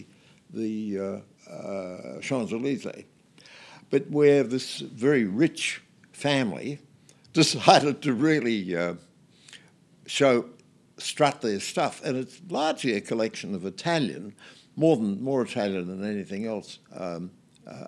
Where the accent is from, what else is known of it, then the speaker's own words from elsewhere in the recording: Geelong, Victoria, Australia; I was born in Geelong